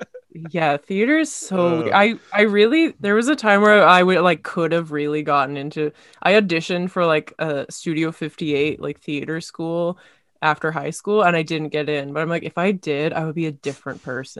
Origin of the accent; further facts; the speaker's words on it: Kamloops, British Columbia, Canada; Local theater. I grew up in Kamloops, and like so sometimes it's just not good.